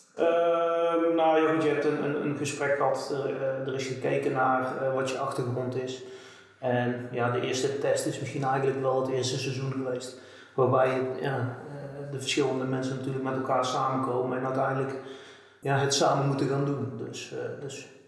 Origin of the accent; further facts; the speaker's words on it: Bavel, North Brabant, Netherlands; ik kom hier uit, uit Bavel